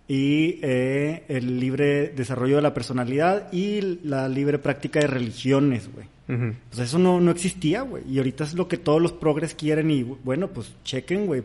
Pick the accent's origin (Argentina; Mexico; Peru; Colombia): Mexico; vengo de México